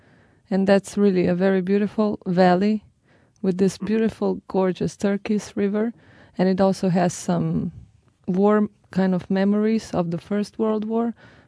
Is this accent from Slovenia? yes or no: yes; Bled, Upper Carniola, Slovenia; I'm from Bled.